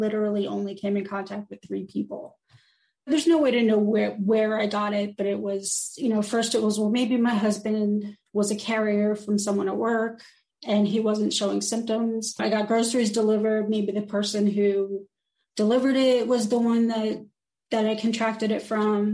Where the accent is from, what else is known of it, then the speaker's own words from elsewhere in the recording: New Jersey, United States; now in North Carolina, United States; I'm from New Jersey. I live in North Carolina